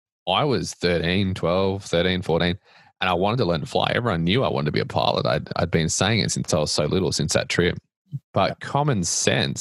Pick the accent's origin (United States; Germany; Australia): Australia; moved away; As you can tell from my accent, I am not from Nashville or Tennessee or the US. I grew up in a beach town in Australia